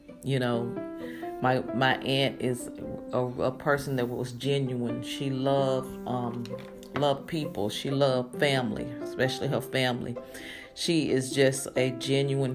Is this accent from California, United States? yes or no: no; Greensboro, North Carolina, United States; We grew up in Greensboro, North Carolina, and we lived in the projects.